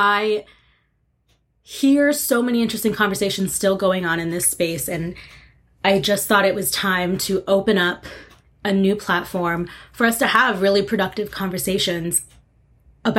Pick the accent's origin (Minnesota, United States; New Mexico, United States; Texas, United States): New Mexico, United States; Santa Fe; moved away as an adult; also born or lived in Arizona; I grew up in Santa Fe, New Mexico on a ranch